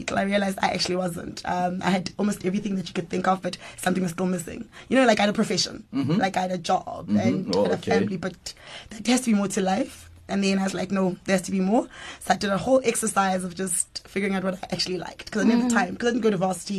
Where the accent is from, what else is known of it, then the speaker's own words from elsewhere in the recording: Kempton Park, Gauteng, South Africa; born and bred in Jersey, Kempton Park, born and bred.